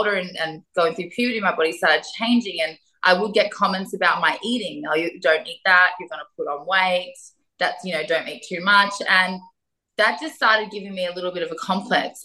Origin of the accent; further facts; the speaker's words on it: Melbourne, Victoria, Australia; I grew up in Melbourne. So I'm a Melbourne girl originally, and I grew up in the southeastern suburbs of Melbourne.